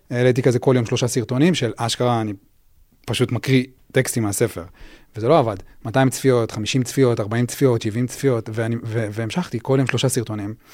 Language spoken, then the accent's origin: Hebrew; Even Yehuda, Central District, Israel; also born or lived in Tel Aviv; גדלתי באבן יהודה